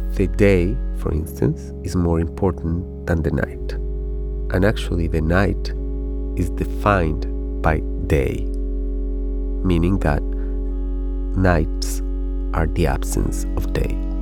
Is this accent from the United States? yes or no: no; Ecuador; moved away as an adult; now in Spain; I come from Ecuador